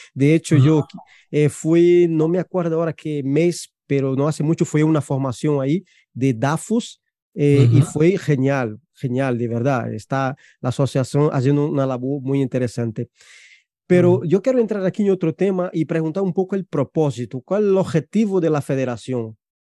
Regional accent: Brazil; Spanish is a second language; now in Spain; yo soy brasileño

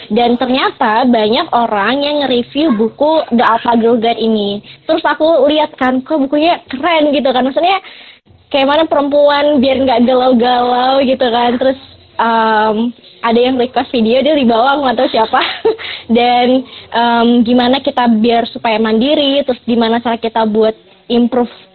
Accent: Medan, North Sumatra, Indonesia; aku sendiri asalnya dari Medan

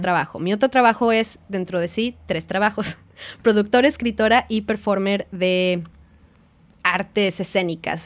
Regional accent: Mexico; now in New Zealand; Ni siquiera soy la primera mexicana que vino

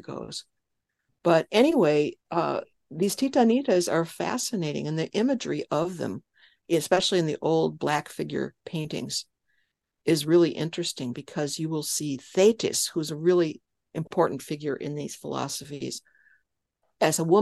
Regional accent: West Chicago, Illinois, United States; I grew up in Illinois

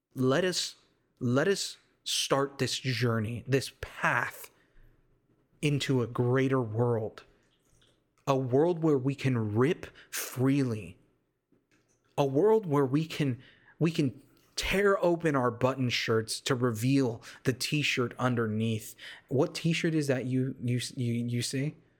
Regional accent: United States; I literally am full-blood Mexican, but I was raised here in the States

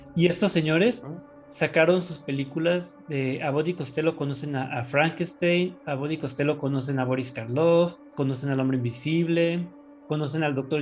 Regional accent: Mexico; uno como mexicano viviendo en México

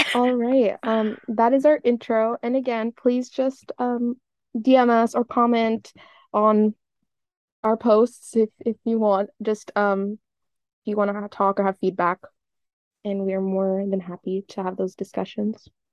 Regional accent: West Coast of Canada, Canada; my ethnicity is Libyan, but I was raised and I was brought up in Canada. Um, more specifically on the West Coast

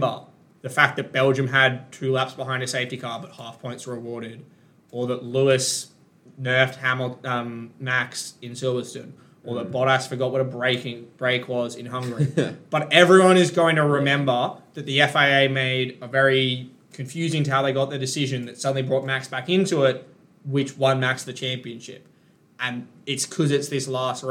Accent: Queensland, Australia; me as a Queenslander

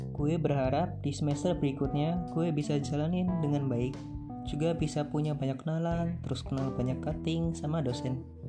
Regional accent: Pringsewu, Lampung, Indonesia; Asal gue dari Lampung, tepatnya Pringsewu, Kecamatan Sukarjo

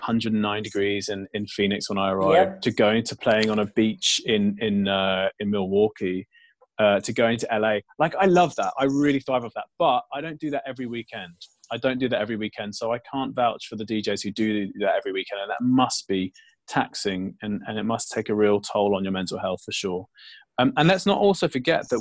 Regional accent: London, United Kingdom; growing up in London when trance wasn't big

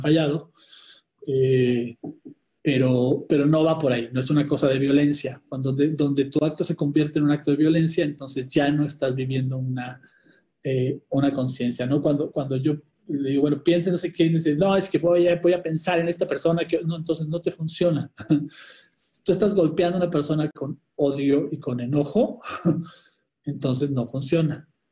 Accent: Chile; soy escritor chileno

